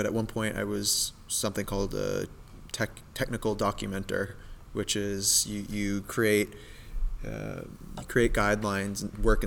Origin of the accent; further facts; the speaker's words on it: North Reading, Massachusetts, United States; my hometown, North Reading, where Teradyne is